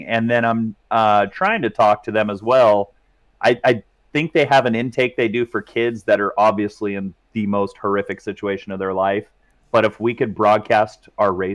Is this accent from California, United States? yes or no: yes; California, United States; also born or lived in Hancock County, Indiana; now in Indiana, United States; I am from California